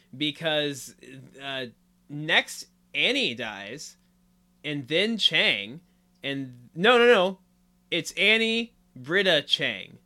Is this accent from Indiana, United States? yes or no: yes; Indiana, United States; We're both from Indiana